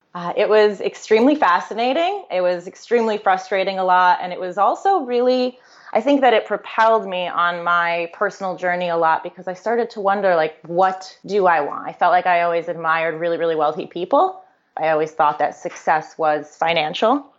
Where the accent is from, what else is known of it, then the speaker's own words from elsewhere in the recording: Connecticut, United States; I was born and raised in Connecticut.